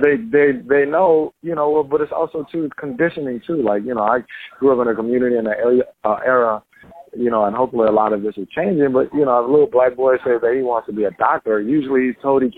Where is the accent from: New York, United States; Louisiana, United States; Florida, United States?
Louisiana, United States; New Orleans; We always say in New Orleans